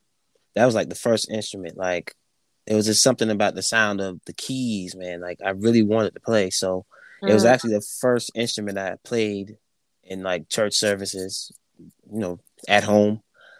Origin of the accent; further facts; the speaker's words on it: Andrews, South Carolina, United States; Yeah, little small town of Andrews, South Carolina.